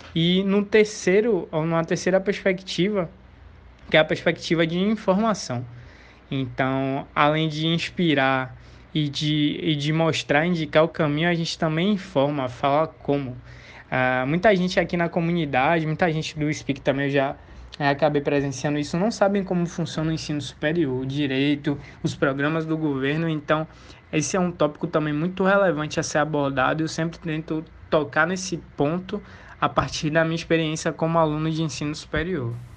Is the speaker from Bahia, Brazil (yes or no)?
yes; Salvador, Bahia, Brazil; eu venho de Salvador, a primeira capital do Brasil, terra do axé, do carnaval e de uma riquíssima cultura afro-brasileira. Ah, eu moro exatamente no Calabar